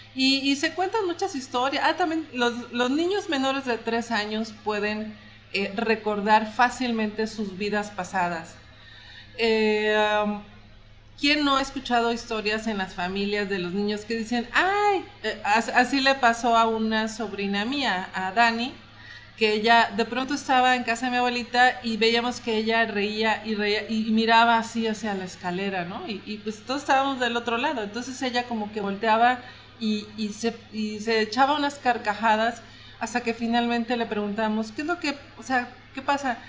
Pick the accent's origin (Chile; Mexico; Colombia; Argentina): Mexico; los mexicanos somos así